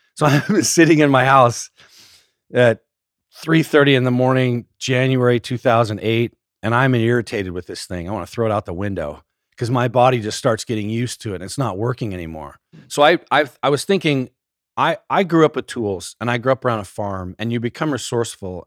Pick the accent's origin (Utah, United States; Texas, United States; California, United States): Utah, United States; small town outside Salt Lake City; I grew up in Utah, a little small town just outside of Salt Lake